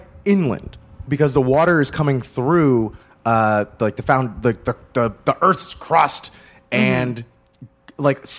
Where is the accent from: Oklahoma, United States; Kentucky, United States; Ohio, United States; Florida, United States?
Florida, United States; South; also born or lived in Gainesville, Florida / Broward County; now in Chicago, United States; grew up in South Florida, moved to Gainesville